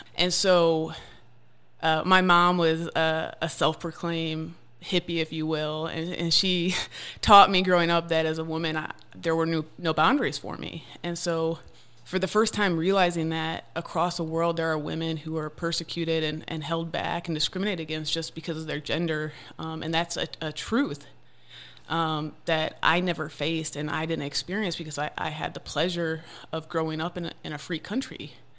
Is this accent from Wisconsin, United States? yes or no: yes; Wisconsin, United States; moved away as an adult; now in Tennessee, United States; I grew up mainly in Wisconsin